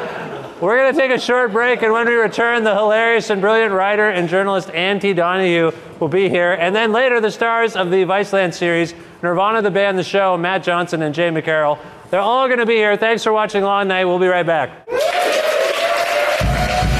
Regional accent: Cambridge, Ontario, Canada; moved away as an adult; now in Guelph, Canada; when I grew up in Cambridge, I had a good time

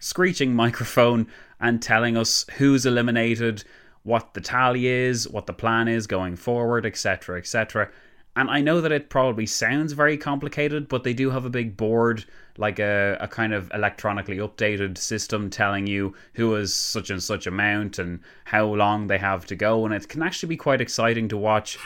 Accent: Ireland; we're Irish and proud

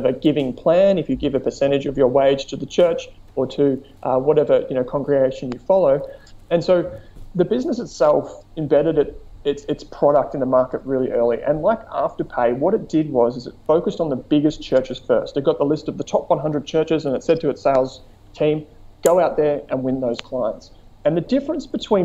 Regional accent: Melbourne, Victoria, Australia; I'm from Melbourne

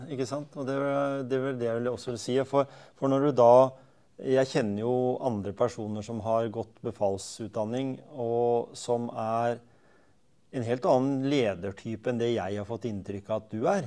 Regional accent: Skien, Telemark, Norway; Jeg vokste opp på Gjemse

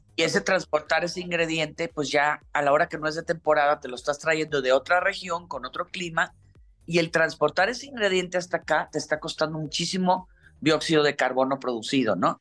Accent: Monterrey, Nuevo León, Mexico; Yo soy de Monterrey

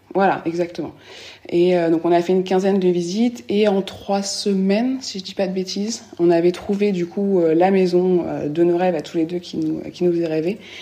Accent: Normandy, France; moved away as an adult; also born or lived in London / California; now in Bordeaux, France; de base, on est de Normandie, on ne connaît pas du tout la région bordelaise

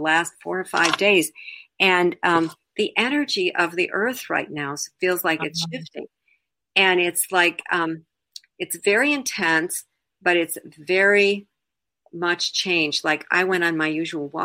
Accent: Ohio, United States; moved away as an adult; now in Illinois, United States; I was raised in Ohio, and I went to art school and then taught college in Ohio

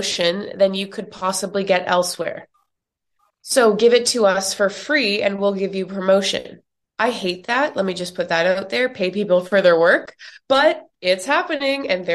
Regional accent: Canada; now in New York, United States; I'm from Canada and I live in the US now in New York

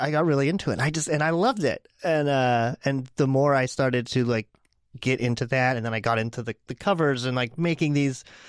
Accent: Pittsburgh, Pennsylvania, United States; moved away as an adult; now in Portland, United States; I am originally from Pittsburgh. I was born and raised out, outside of Pittsburgh, but Pittsburgh basically

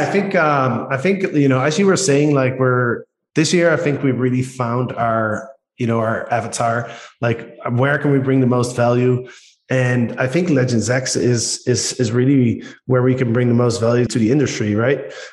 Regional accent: Netherlands; accent: Dutch; English is a second language; moved away; we as Dutch people, we have a very distinct accent.

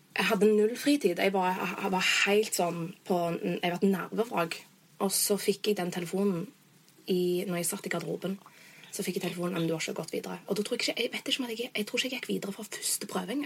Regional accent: Norway; moved away; jeg er jo blonde fra Norge

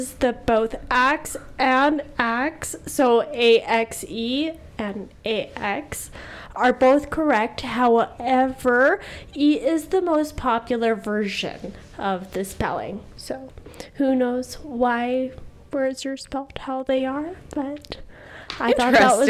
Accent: Canada; I'm also 26, also from Canada.

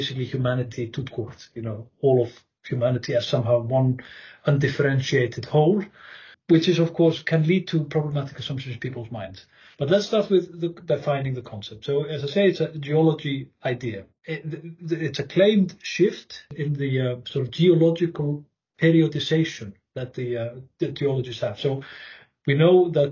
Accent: Northern Region, Iceland; moved away as an adult; also born or lived in Durham, England; now in Wageningen, Netherlands; I'm born and raised in North Iceland

